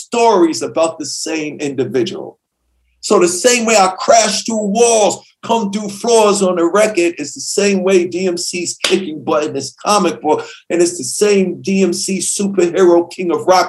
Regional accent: New York City, New York, United States; I grew up in Queens

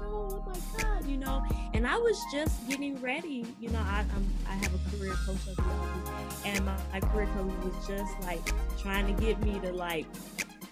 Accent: Chicago, Illinois, United States; moved away as an adult; now in California, United States; I'm originally from Chicago. You know, I'm a black girl from the west side of Chicago

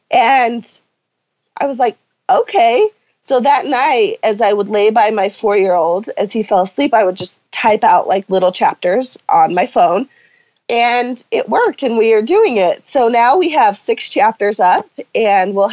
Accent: Salem, Utah, United States; I grew up on a ranch a slash farm. Um, my dad is a horse trainer, so outside all the time. Enjoyed life um, in a small town.

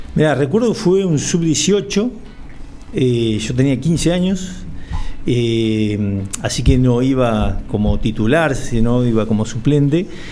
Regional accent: Los Toldos, Buenos Aires, Argentina; yo soy nacido y criado en Los Toldos

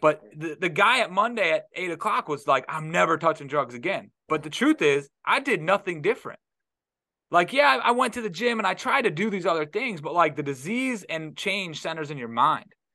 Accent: Detroit, Michigan, United States; now in Florida, United States; I'm from Detroit

